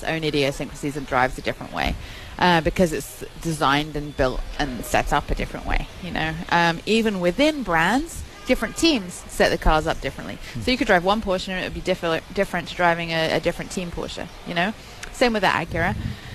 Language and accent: English; England, United Kingdom; moved away; From England